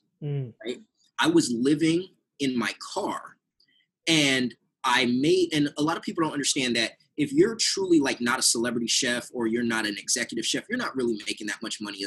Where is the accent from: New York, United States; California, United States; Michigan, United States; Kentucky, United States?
California, United States; San Diego; because I'm originally from San Diego, I went back to San Diego.